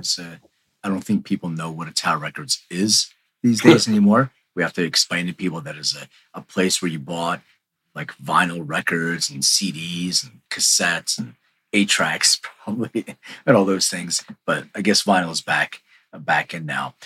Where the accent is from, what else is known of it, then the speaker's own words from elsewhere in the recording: Philadelphia, Pennsylvania, United States; now in Los Angeles, United States; I grew up in Philly too, even though I, I'm in LA now